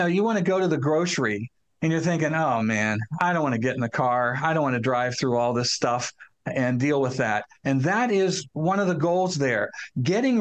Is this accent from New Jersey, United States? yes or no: no; Newark, Ohio, United States; My hometown of Newark, Ohio, has a courthouse and a square in the center of town